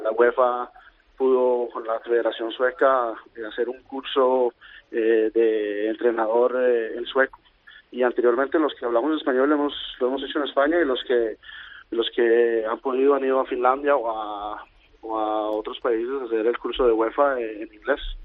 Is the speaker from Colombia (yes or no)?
yes; Colombia; moved away as an adult; also born or lived in Costa Rica; now in Sweden; yo crecí en Colombia durante la guerra del narcotráfico en los noventas